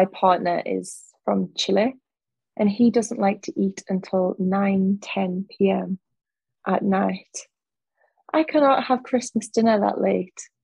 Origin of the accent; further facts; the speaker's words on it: Newcastle upon Tyne, North East England, United Kingdom; moved away as an adult; now in Sydney, Australia; I'm from Newcastle, which is in the north of England